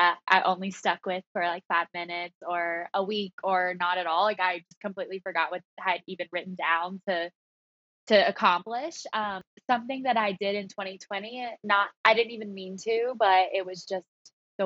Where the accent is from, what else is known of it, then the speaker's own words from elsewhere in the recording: the South, United States; accent: Southern; moved away as an adult; now in New York City, United States; I grew up in the South, so it was like that pageant world